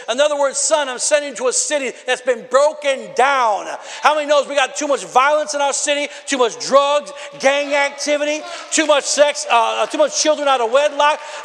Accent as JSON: {"language": "English", "town": "Rockford", "region": "Illinois", "country": "United States", "moved": "as an adult", "lives_now": "Milwaukee, United States", "said": "We're from Rockford, Illinois originally, my wife"}